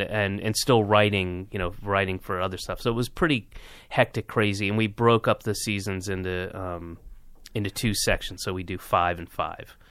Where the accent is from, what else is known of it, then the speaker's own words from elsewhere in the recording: the South, United States; I'm from the South